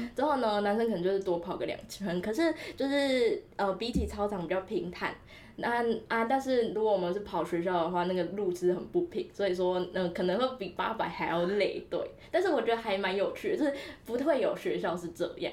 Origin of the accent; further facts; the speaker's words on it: Tainan, Taiwan; moved away; 因为我台南人，然后台南的公车是相对来讲比较方便的